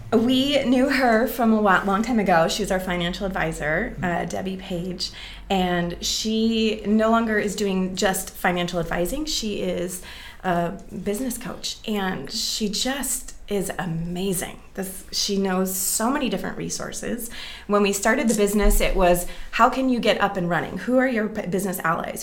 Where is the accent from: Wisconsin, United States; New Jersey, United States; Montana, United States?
Wisconsin, United States; Green Bay; moved away as an adult; also born or lived in Minneapolis, Minnesota / Milwaukee, Wisconsin; now in Seattle, United States; I'm from the Green Bay area in Wisconsin